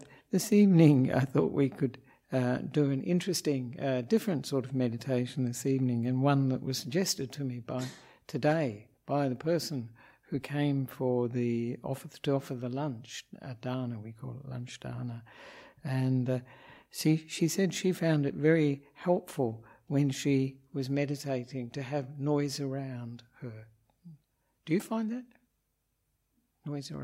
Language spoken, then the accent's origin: English; Australia; moved away as an adult; also born or lived in Perth, Western Australia; now in Sri Lanka; I'm an Australian Buddhist monk